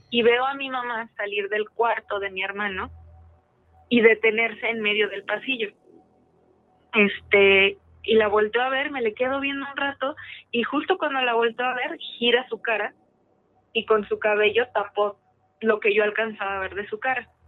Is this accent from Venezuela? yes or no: no; Mexico City, Mexico; Eh, de la Ciudad de México.